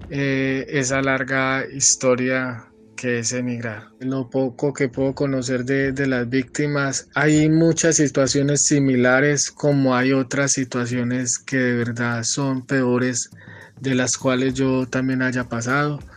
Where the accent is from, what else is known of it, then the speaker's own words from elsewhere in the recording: Colombia; moved away as an adult; now in White Plains, United States; Yo salí de Colombia porque eh, por amenazas en el mes de, diciembre del 2015 intentaron eh, robarme y, apuñalarme, ¿cierto?